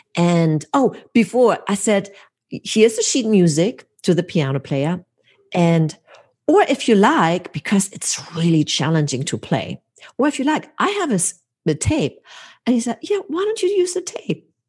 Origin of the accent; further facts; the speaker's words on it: Hamburg, Germany; now in United States; my hometown, Hamburg, Germany